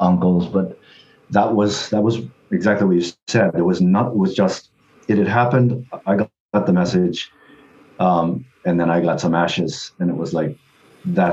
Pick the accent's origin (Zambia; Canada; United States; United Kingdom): United States; Detroit, Michigan; moved away as an adult; also born or lived in Osaka, Japan; I'm from Michigan, from Detroit, Michigan.